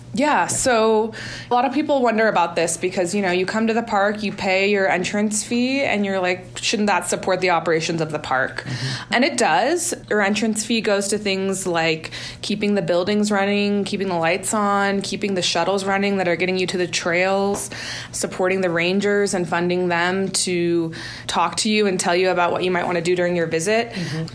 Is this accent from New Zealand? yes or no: no; Marin County, Bay Area, California, United States; I grew up just north of San Francisco in Marin County in the Bay Area